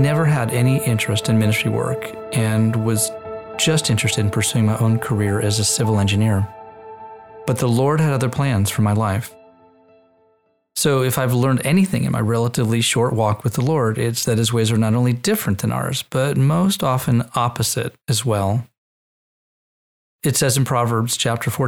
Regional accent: Israel; moved away; my Jewish lineage and my time growing up in Israel studying in the Hebrew language

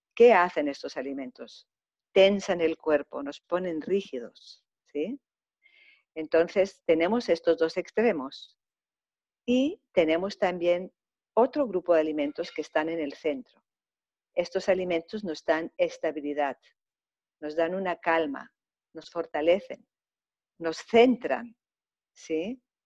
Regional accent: Germany; also born or lived in Greece; now in Mallorca, Spain; he tenido la suerte de haber nacido en Alemania, entonces pues pasé gran parte de mi infancia en Alemania y posteriormente también en Grecia

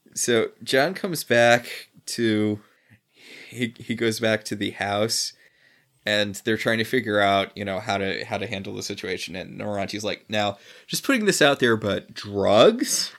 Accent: New England, United States; I'm from New England

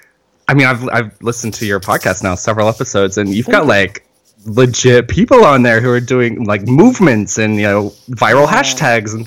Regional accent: North Carolina, United States; now in San Diego, United States; 'Cause I'm from North Carolina. That's where I was born and raised.

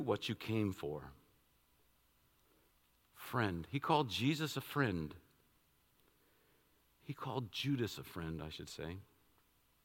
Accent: Washington, District of Columbia, United States; I was born in Washington, D.C., downtown

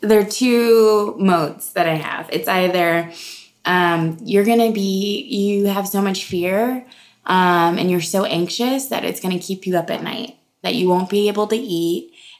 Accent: the South, United States; Mind you, my mom's in the audience, and I'm from the South

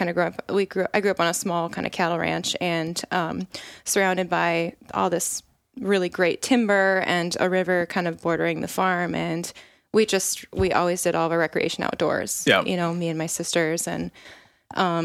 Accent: Decorah, Iowa, United States; I hail from Northeast Iowa, from the Decorah area.

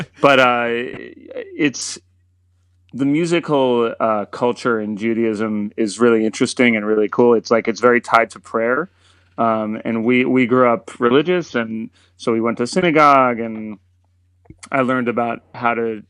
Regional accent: Silver Spring, Maryland, United States; now in New York, United States; I'm from uh, a town called Silver Spring, Maryland, which mm-hmm. is just north of uh, Washington D.C. Um, and grew up there

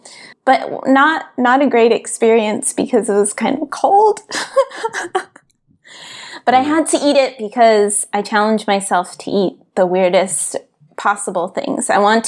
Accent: United States; as growing up as an American white person

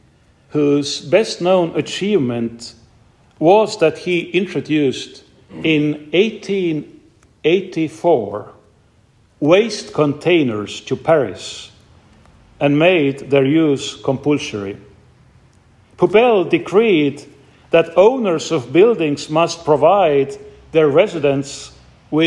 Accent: Estonia; my home country, Estonia

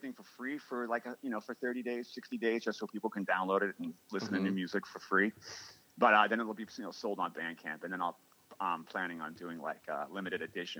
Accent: New York City, New York, United States; just because I grew up in Manhattan doesn't necessarily mean I'm

